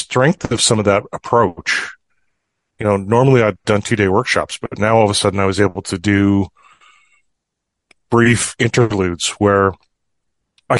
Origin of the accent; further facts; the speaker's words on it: Fort St. John, British Columbia, Canada; I grew up in Fort St. John